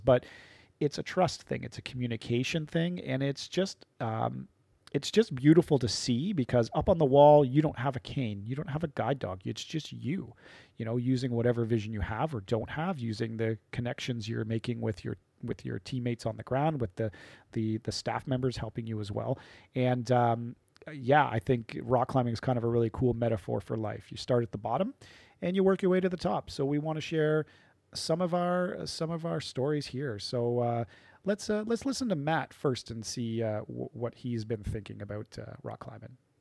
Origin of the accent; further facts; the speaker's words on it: Chatham, Ontario, Canada; also born or lived in London, Ontario; I'm from Chatham, Ontario